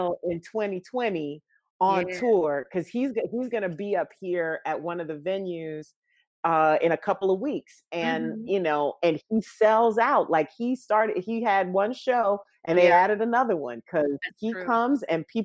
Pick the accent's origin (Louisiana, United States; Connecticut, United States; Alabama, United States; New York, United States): Louisiana, United States; now in Chicago, United States; I grew up in Louisiana.